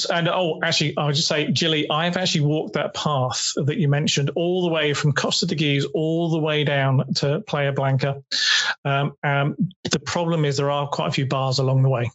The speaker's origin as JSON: {"language": "English", "area": "Dorset", "region": "South West England", "country": "United Kingdom", "said": "I'm from Dorset"}